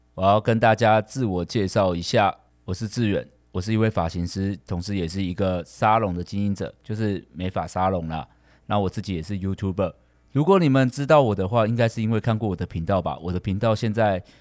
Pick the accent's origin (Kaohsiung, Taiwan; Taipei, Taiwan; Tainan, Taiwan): Kaohsiung, Taiwan; 因为我们是高雄人嘛